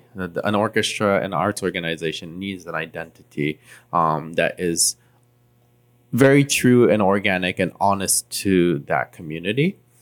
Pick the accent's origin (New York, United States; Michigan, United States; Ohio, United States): Ohio, United States; Cincinnati; like Amy came from LA, I came from Cincinnati, it may not work here.